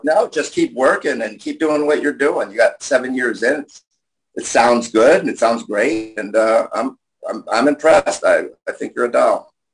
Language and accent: English; New York City, New York, United States; I'm Jew kid from Queens